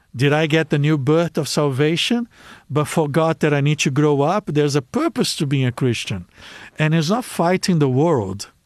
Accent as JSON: {"language": "English", "country": "Brazil", "second_language": "English", "moved": "yes", "said": "I come from Brazil"}